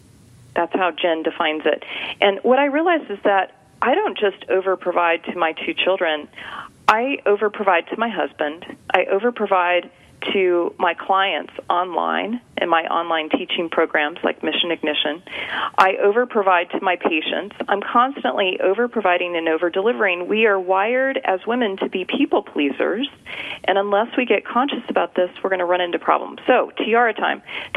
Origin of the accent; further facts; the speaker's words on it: California, United States; Now, you know I'm from California, but I'm not going to get too woo-woo on you here.